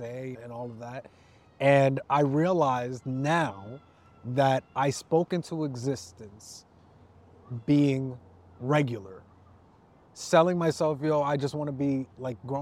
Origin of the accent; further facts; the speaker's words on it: New York City, New York, United States; also born or lived in Riverdale, New York; I grew up in the Heights.